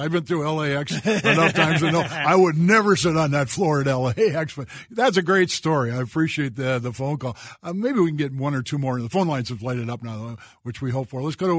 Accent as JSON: {"language": "English", "region": "Minnesota", "country": "United States", "said": "To have the sinking feeling is being Minnesotan. I mean, we are born with a sinking feeling."}